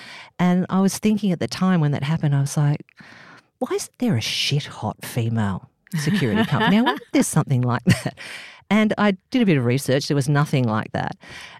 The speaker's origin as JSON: {"language": "English", "town": "Northern Beaches", "region": "New South Wales", "country": "Australia", "said": "I came from the Northern Beaches, you know, bit of a surfy, you know"}